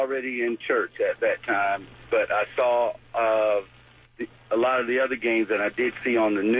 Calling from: Jacksonville, Florida, United States; I'm calling from the west side of Jacksonville.

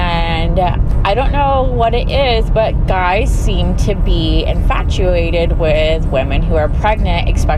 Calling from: Port Orange, Florida, United States; I'm calling from Port Orange.

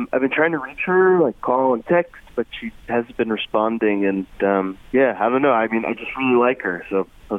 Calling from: Troy, United States; I'm calling from Troy.

